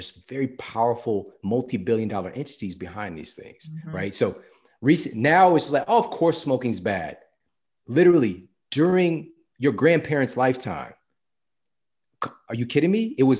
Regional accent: St. Louis, Missouri, United States; That was my stuff. Like, I'm from St. Louis.

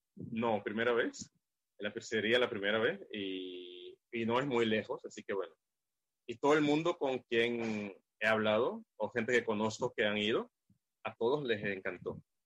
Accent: Curaçao; soy de Curazao

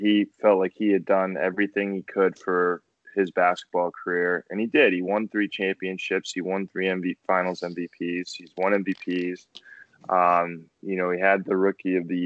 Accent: Quincy, Massachusetts, United States; Growing up in Quincy, live in the Boston area

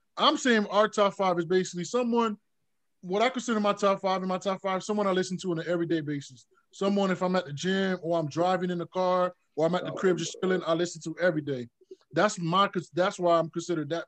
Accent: Florida, United States; I'm from the South

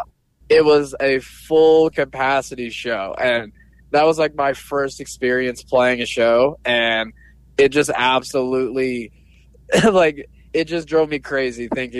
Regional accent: Sierra Vista, Arizona, United States; now in Tucson, United States; my hometown of Sierra Vista

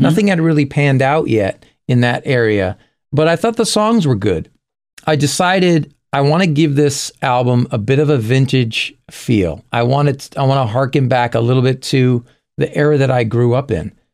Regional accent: Springfield, Massachusetts, United States; In my hometown of Springfield, Massachusetts, we had a lot of clubs there

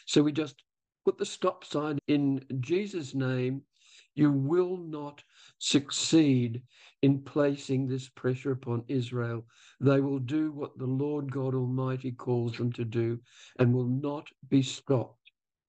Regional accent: Australia; I stand as an Australian

